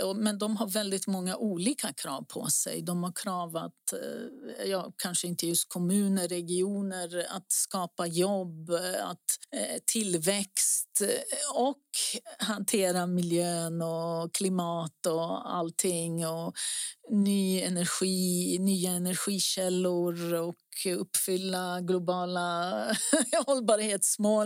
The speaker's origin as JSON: {"language": "Swedish", "country": "Greece", "moved": "yes", "lives_now": "Stockholm, Sweden", "said": "längre norrut på västra sidan som jag pratade om tidigare. Det är där jag är ifrån och min familj"}